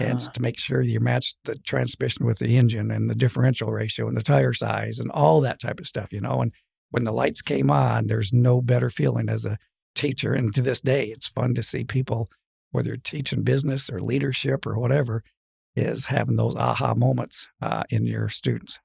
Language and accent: English; LaGrange, Wyoming, United States; also born or lived in Michigan; my dad was a preacher, and he moved us to Lagrange, excuse me, Wyoming